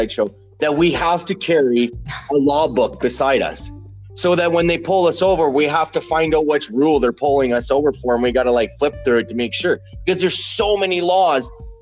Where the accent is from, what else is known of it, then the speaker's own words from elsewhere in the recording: Alberta, Canada; I've grown up in Canada. I was born and raised Canadian. I'm from Alberta.